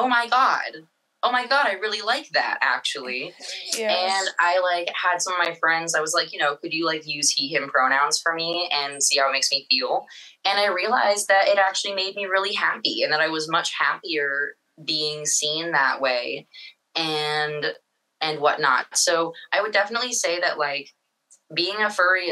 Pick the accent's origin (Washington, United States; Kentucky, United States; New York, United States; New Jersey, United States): Washington, United States; Seattle; I'm from Seattle, Washington. I went to high school up here.